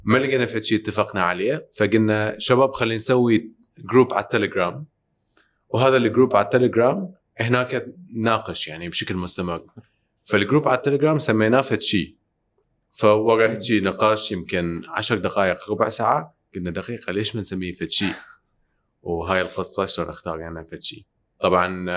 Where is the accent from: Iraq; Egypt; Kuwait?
Iraq; moved away; احنا ساكنين برا كنا طلعنا ب 98 من العراق